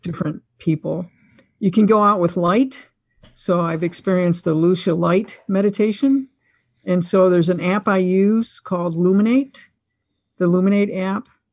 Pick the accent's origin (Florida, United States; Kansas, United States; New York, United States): New York, United States; Buffalo; I'm from Buffalo, New York